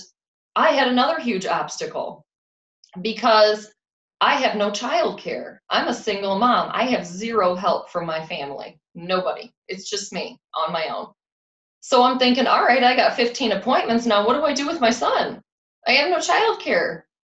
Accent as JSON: {"language": "English", "town": "Rockford", "region": "Illinois", "country": "United States", "moved": "yes", "said": "I'm from the Rockford, Illinois area originally when I started"}